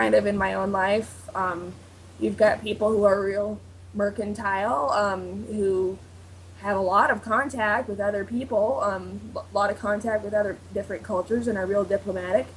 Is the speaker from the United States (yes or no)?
yes; United States; I am so American.